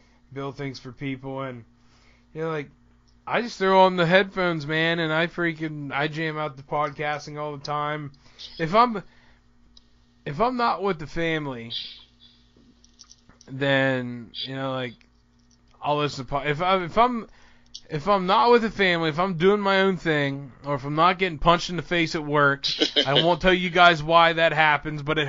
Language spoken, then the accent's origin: English; Centre County, Pennsylvania, United States; moved away; also born or lived in Baltimore; I'm from South Central Center County, Pennsylvania.